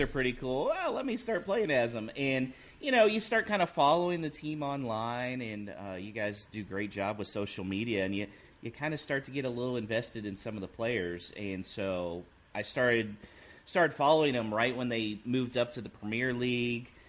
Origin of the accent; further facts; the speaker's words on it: Houston, Texas, United States; accent: American